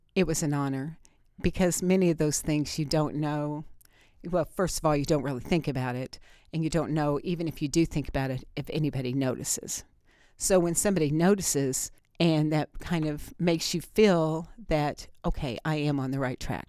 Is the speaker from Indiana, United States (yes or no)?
yes; Bloomfield, Indiana, United States; I grew up in Bloomfield, and, um, I'm proud to be from Greene County